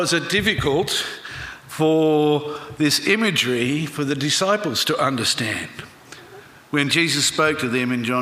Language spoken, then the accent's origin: English; Griffith, New South Wales, Australia; growing up in Griffith in the Riverina